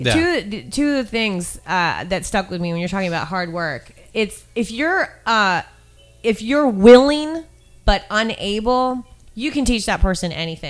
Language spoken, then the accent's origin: English; Maine, United States; moved away; I'm from Maine